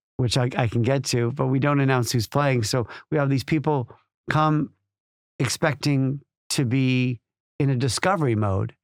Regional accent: Chicago, Illinois, United States; moved away as an adult; now in United Kingdom; growing up in Chicago

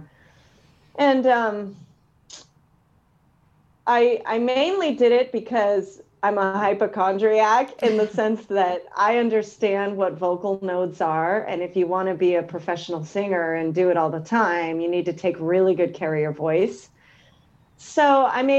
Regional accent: Concord, California, United States; now in Sacramento, United States; I grew up in Concord

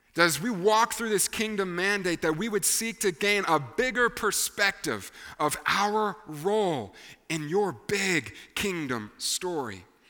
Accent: Tennessee, United States; we were raised here in Tennessee

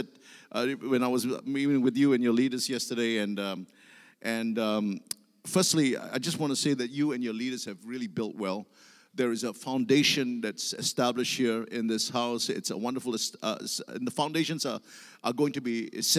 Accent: Singapore; I come from Singapore

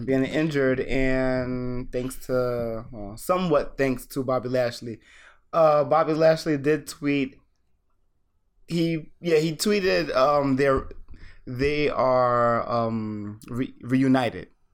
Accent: United States; as an American

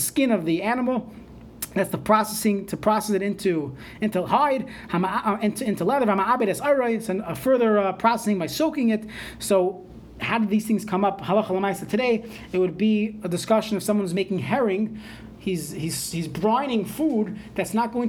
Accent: New York, United States; moved away; I was growing up in New York

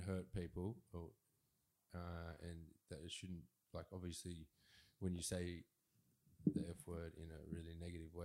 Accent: Australia; As Australian

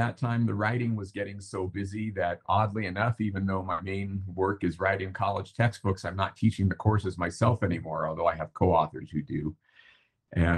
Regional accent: San Diego, California, United States; I grew up mostly in San Diego.

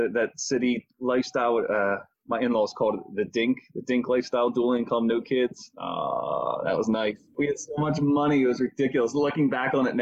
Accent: Philadelphia, Pennsylvania, United States; I was born and raised in the Mayfair section of Philadelphia, in Northeast Philadelphia

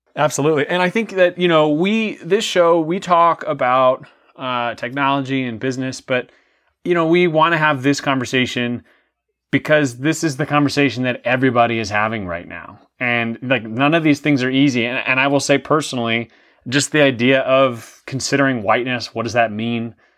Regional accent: New York City, New York, United States; I grew up in the New York City, uh, area. I was born in New York City

